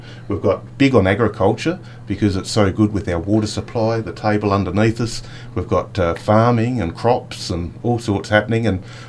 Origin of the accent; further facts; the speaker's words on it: Mount Gambier, South Australia, Australia; I was born here in Mount Gambier, and I travelled around with work to different cities through the states, South Australia, Victoria, New South Wales, but always got drawn back to Mount Gambier because it's beautiful, green, lush sort of area